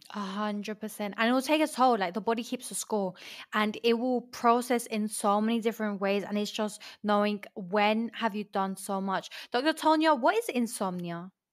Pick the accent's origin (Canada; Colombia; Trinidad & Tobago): Colombia; moved away; also born or lived in London; I'm from, I was raised in London, but I grew up in Colombia